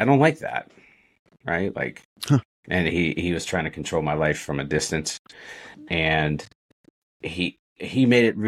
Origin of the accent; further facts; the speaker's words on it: Sharpsburg, Maryland, United States; I was born and mostly raised in Sharpsburg, Maryland